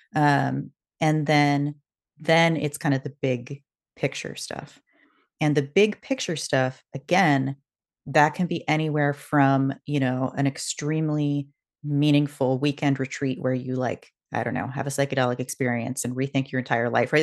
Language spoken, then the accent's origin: English; West Coast, United States; moved away; also born or lived in Boston; I grew up on the West Coast